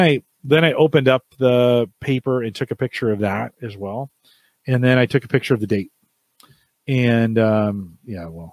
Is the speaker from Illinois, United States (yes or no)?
no; California, United States; I grew up in California.